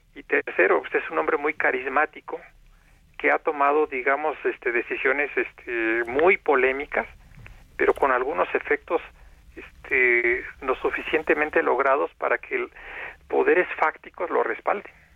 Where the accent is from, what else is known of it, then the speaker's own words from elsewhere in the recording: Mexico; los mexicanos